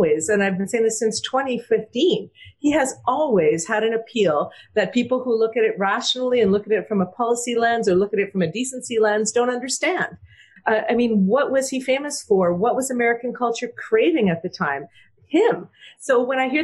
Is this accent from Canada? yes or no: yes; Canada; as a Canadian